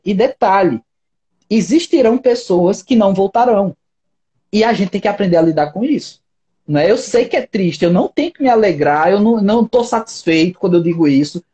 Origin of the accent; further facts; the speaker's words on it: Brazil; eu moro no Brasil, nunca saí do Brasil